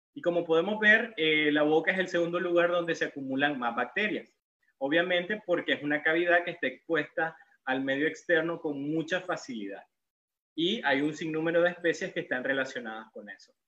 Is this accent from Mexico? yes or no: no; León, Nicaragua; yo soy de Nicaragua, eh, vengo de la ciudad colonial de León, la ciudad más bonita de Nicaragua